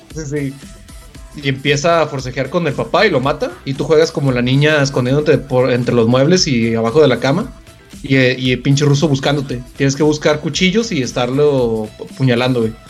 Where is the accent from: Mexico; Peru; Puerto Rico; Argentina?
Mexico